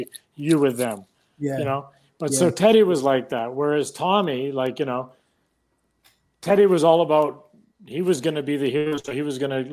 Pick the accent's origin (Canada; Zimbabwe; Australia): Canada; Vancouver, British Columbia; I'm from Vancouver